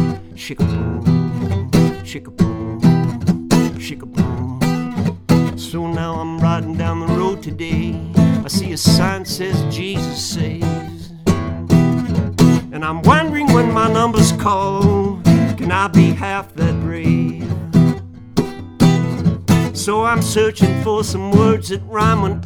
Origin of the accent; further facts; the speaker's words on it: Indiana, United States; also born or lived in Nashville, Tennessee / Colorado; now in Muscle Shoals, United States; I went back to my hometown of Indiana after living in Colorado